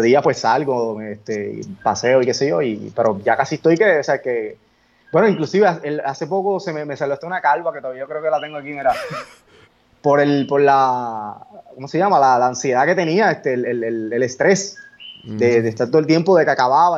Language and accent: Spanish; Coamo, Puerto Rico; un pequeño estudio que tengo en el pueblo de mi, en el pueblo, en Cuamo